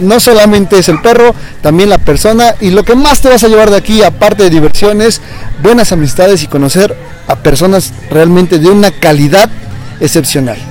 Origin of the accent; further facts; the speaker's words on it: Puebla, Mexico; nosotros que somos de Puebla